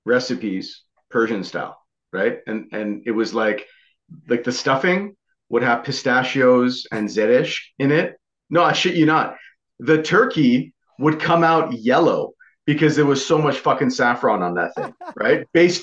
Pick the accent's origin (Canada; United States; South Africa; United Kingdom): Canada; Vancouver, British Columbia; I'm not from French Canada. First of all, I'm from Vancouver, from British Columbia.